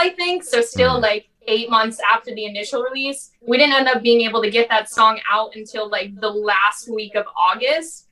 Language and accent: English; Ohio, United States; born or raised there; moved away as an adult